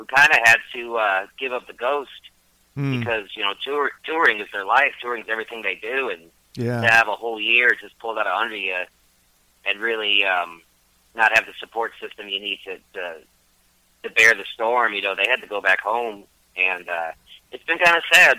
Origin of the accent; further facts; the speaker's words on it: Detroit, Michigan, United States; moved away as an adult; now in Murfreesboro, United States; I grew up in Detroit, Michigan, but I grew up all over Michigan, really